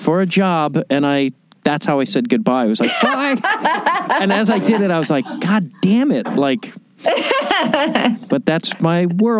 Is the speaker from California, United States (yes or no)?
no; outside Chicago, Illinois, United States; I'm from Chicago, or I grew up outside Chicago